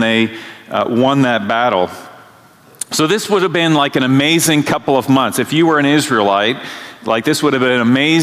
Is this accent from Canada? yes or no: yes; Canada; moved away; growing up in Canada